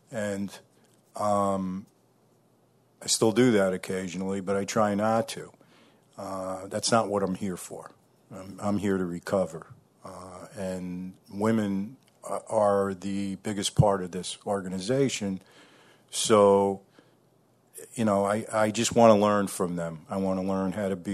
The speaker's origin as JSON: {"language": "English", "town": "New Paltz", "region": "New York", "country": "United States", "said": "I'm from New Paltz, New York in the Hudson Valley."}